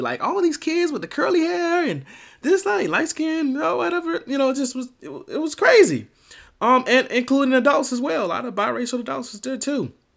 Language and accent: English; Miami, Florida, United States; I'm originally from Miami, Florida